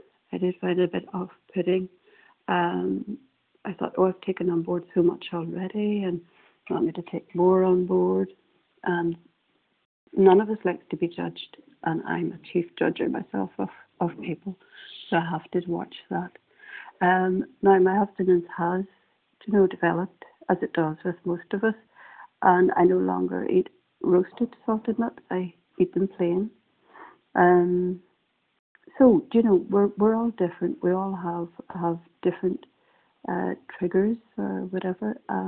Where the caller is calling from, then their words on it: Northern Ireland, United Kingdom; I'm calling from Northern Ireland